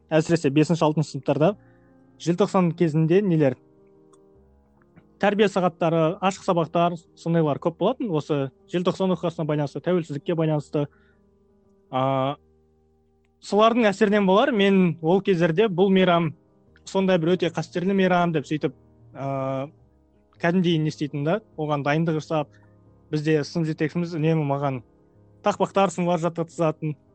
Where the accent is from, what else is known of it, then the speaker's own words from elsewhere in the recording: Taldykorgan, Jetisu Region, Kazakhstan; талдықорған жақтан боламын